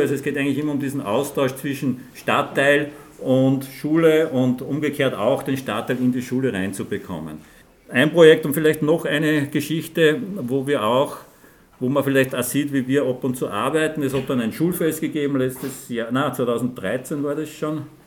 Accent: Linz, Upper Austria, Austria; ich bin ein Linzer zwar, aber kein Frankfurtler.

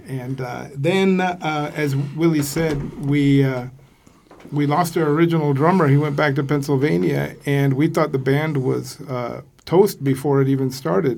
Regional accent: Vienna, Austria; I'm a real Austrian guy, uh, born and raised in Vienna

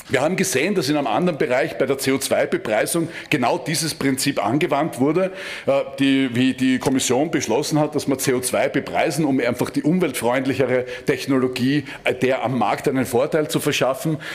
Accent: Styria, Austria; ich komme aus der Steiermark und bei uns wurde wurden Schlachthöfe errichtet

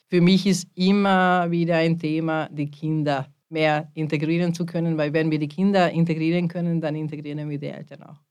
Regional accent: Hungary; now in Linz, Austria; ich bin eine Ungarin

